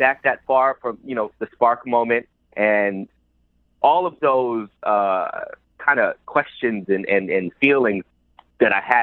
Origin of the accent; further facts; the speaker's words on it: New York City, New York, United States; I grew up in the South Bronx, one of the poorest congressional district in the country.